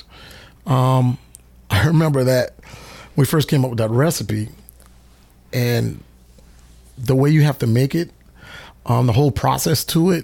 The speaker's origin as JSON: {"language": "English", "town": "Charleston", "region": "South Carolina", "country": "United States", "moved": "yes", "lives_now": "Savannah, United States", "said": "I was from Charleston, South Carolina. I started off at Garibaldi's in Charleston. I was a 16-year-old kid, and I was washing dishes"}